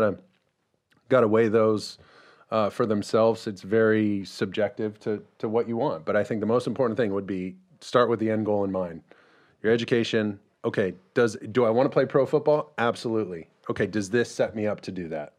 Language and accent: English; Mission Viejo, California, United States; born or raised there